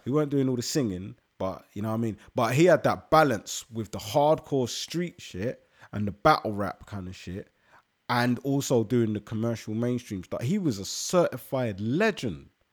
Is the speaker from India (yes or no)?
no; London, United Kingdom; I come from London and 'cause I'm Ghanaian